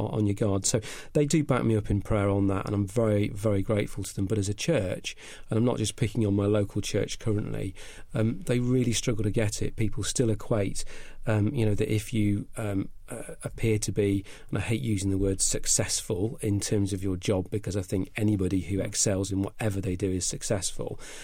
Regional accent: Cheshire, North West England, United Kingdom; accent: slight northern; moved away; also born or lived in Clevedon; I started off life in Cheshire

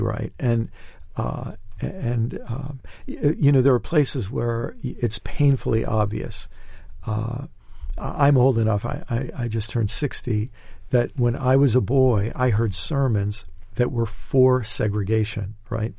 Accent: United States; as an American

